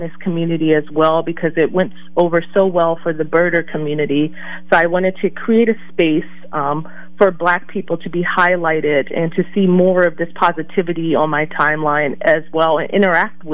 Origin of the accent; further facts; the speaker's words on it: Washington, District of Columbia, United States; I was raised in Washington, D.C.